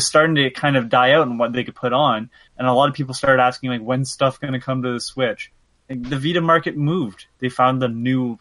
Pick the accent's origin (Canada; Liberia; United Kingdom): Canada; I'm Canadian